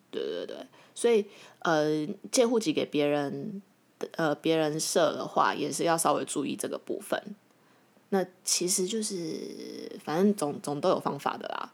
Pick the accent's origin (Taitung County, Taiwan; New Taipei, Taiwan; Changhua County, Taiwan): New Taipei, Taiwan; Xizhi; 我从小在戏子长大